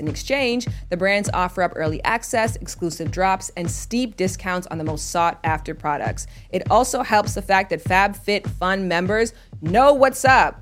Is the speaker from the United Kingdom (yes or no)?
no; Canada; moved away; Like most Canadians, I grew up learning French